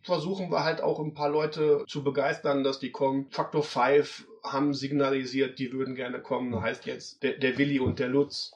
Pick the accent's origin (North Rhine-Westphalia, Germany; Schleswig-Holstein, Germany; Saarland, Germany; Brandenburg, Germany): North Rhine-Westphalia, Germany; Duisburg; Ich bin halt ein Ruhrpott-Kind, ja? ja. Ich bin auf, auf, Kohle, auf Kohle groß geworden